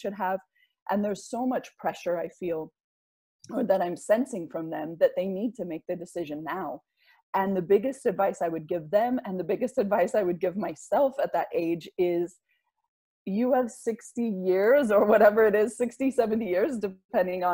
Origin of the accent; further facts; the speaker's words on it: United States; also born or lived in Salt Lake City; I'm from the United States